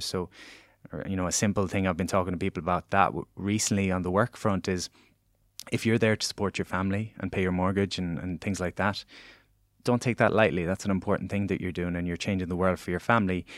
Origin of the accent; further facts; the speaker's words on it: Galway, Connacht, Ireland; moved away as an adult; now in Dublin, Ireland; I was this guy from Galway that was moving to Dublin.